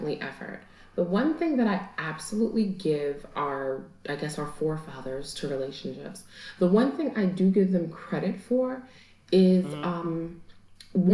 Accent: New York City, New York, United States; now in Pennsylvania, United States; I've grown up in Brooklyn, New York all my life

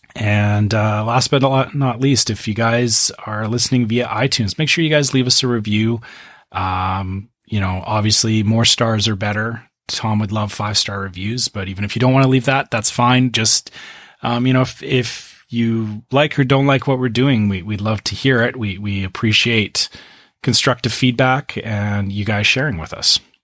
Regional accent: Canada; I'm Canadian

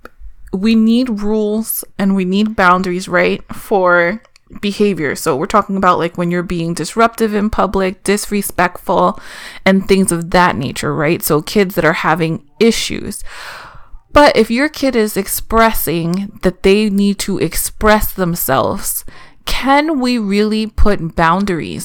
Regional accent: East Coast, United States; I grew up in on the East Coast in the mid 90s.

